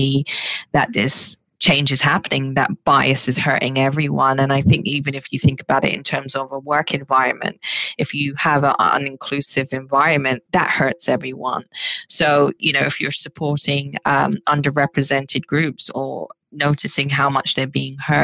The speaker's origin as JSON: {"language": "English", "country": "United Kingdom", "said": "I'm Black British"}